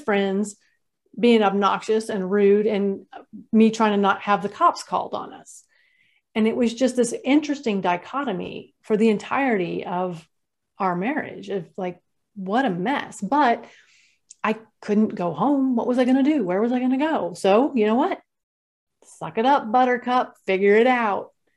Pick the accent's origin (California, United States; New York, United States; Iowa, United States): California, United States; I grew up in California